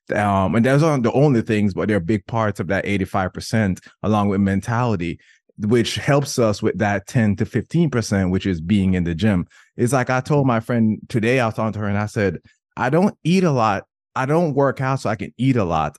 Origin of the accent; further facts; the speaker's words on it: Jamaica; I'm Jamaican